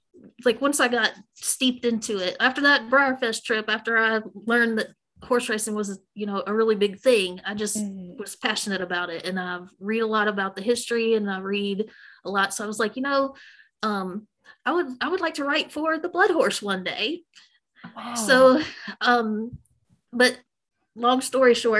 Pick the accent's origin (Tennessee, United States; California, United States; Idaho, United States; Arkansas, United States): Tennessee, United States; Memphis; accent: Southern; I was born and raised in Memphis, Tennessee